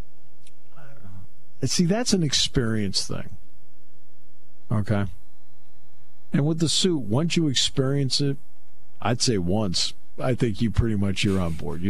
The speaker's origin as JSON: {"language": "English", "region": "New England", "country": "United States", "tie": "born or raised there", "moved": "yes", "said": "I grew up in New England"}